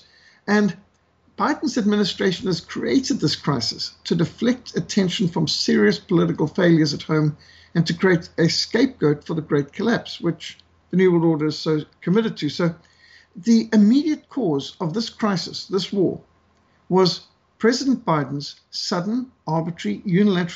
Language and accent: English; Zimbabwe; moved away; also born or lived in South Africa; as a South African who was brought up in Rhodesia